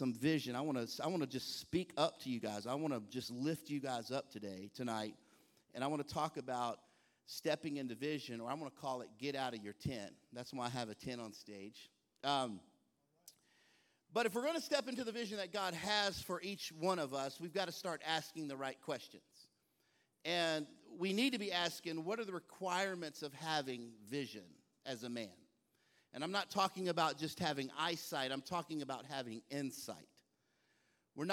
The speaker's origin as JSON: {"language": "English", "region": "Texas", "country": "United States", "tie": "born or raised there", "moved": "yes", "lives_now": "Baltimore, United States", "said": "I'm from the South. I was born and raised in Texas."}